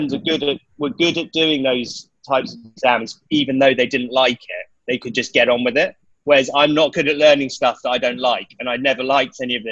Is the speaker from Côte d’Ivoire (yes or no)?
no; west of London, near Reading, South East England, United Kingdom; also born or lived in Nottingham; it was just west of London, around, it kind of in the countryside, but near Reading